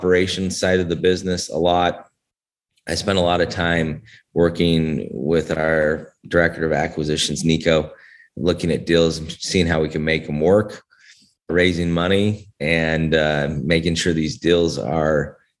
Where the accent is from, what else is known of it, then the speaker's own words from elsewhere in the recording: Northern Utah, United States; moved away as an adult; also born or lived in Atlanta, Georgia; I was born and raised in Northern Utah